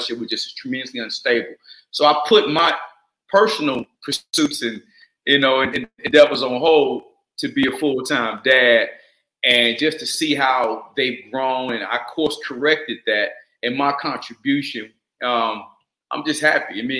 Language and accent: English; Atlanta, Georgia, United States; I was raised in Atlanta, Georgia.